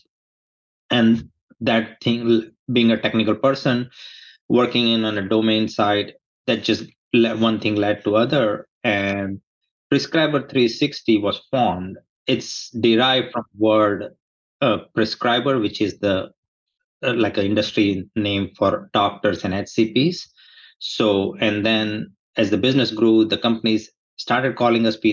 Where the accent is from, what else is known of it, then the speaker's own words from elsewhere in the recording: India; moved away as an adult; now in United States; I was born in India. I grew up there. I did my education over there